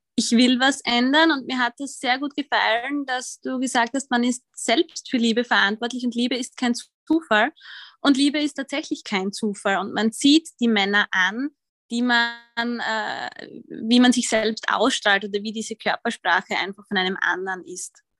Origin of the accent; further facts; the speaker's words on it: Austria; accent: Austrian; ich bin Österreicherin, wie man wahrscheinlich hört